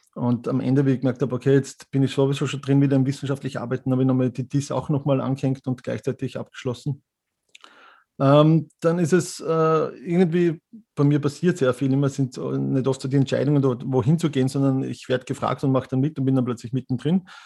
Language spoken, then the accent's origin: German; Mürz Valley, Styria, Austria; moved away as an adult; now in Vienna, Austria; Ich bin äh, gebürtiger Steirer, also Mürztaler und mich hat es 1996 wegen des Veterinärmedizinstudiums nach Wien verschlagen